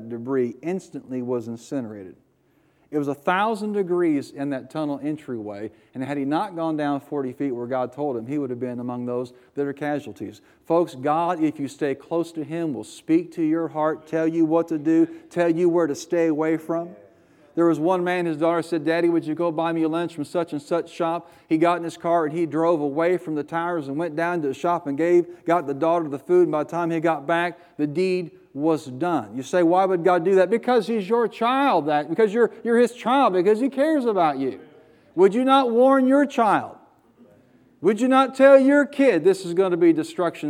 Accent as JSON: {"language": "English", "country": "United States", "said": "I'm an American"}